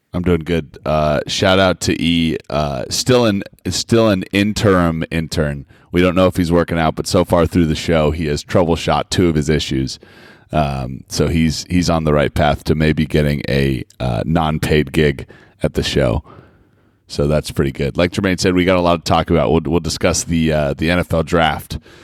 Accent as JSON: {"language": "English", "region": "Colorado", "country": "United States", "tie": "born or raised there", "said": "my years growing up in Colorado"}